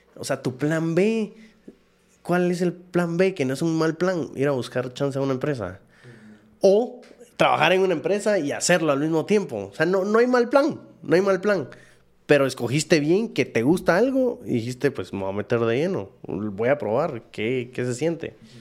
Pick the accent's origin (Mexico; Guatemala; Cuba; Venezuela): Guatemala; moved away as an adult; also born or lived in Taiwan / Dominican Republic; busqué chance en Estados Unidos, no me salió, regresé a Guate